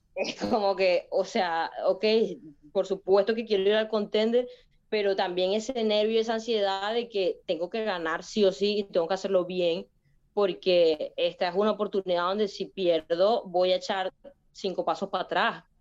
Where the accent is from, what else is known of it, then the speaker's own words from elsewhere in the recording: Venezuela; moved away; also born or lived in Spain; otro venezolano